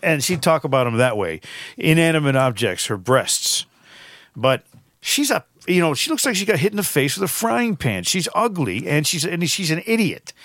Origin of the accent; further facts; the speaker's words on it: Connecticut, United States; moved away; I'm from Connecticut